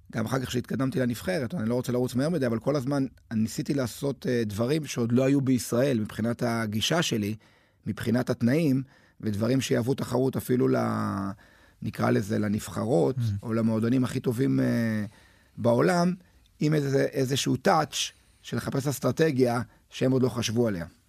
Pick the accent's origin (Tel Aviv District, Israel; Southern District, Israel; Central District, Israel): Central District, Israel; Netanya; אני גדלתי בנתניה